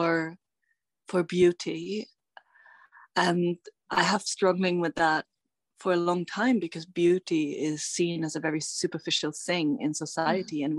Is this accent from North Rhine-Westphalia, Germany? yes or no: no; Bavaria, Germany; I'm tuning in from Bavaria, which is the Alb region in Germany where I grew up